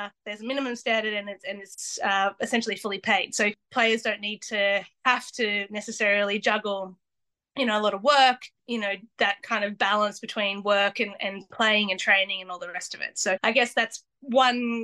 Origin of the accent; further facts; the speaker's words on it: Australia; moved away as an adult; now in Solihull, United Kingdom; being an Australian